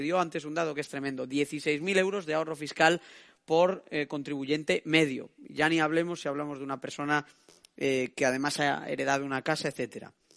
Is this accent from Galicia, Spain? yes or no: yes; Galicia, Spain; now in Madrid, Spain; cuatro de cada diez madrileños vienen o de otras comunidades, es mi caso, soy gallego, se me nota